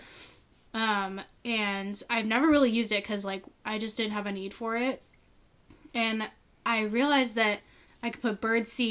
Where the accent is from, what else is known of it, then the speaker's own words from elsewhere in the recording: Florida, United States; moved away; we're from Florida